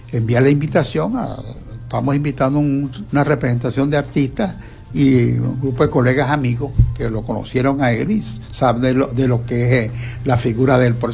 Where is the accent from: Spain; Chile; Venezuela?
Venezuela; Santa Lucía, Zulia; Los que somos